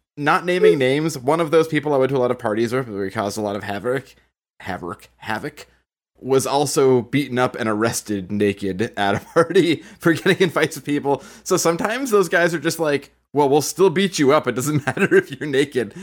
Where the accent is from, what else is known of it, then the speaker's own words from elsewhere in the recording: Boston, Massachusetts, United States; we are all from Boston, and we all grew up in some manner in the church